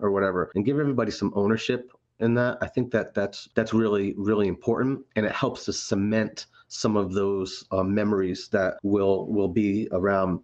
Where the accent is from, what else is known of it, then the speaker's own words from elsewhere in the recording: Haddam, Connecticut, United States; also born or lived in Providence, Rhode Island; I grew up in Higginham, Connecticut, Haddam